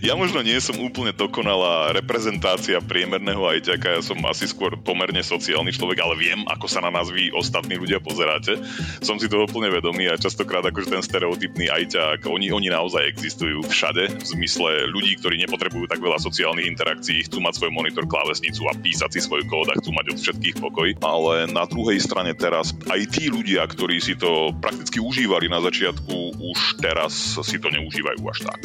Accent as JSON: {"language": "Slovak", "area": "Oščadnica, Kysuce", "region": "Žilina Region", "country": "Slovakia", "also_born_or_lived": "Bratislava / Canada", "moved": "as an adult", "lives_now": "Ireland", "said": "pochádzam z z Kisúdskej dedinky a Ochodnica"}